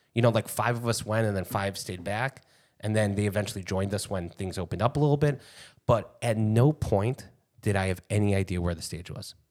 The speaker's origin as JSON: {"language": "English", "town": "Chicago", "region": "Illinois", "country": "United States", "said": "as a Chicagoan"}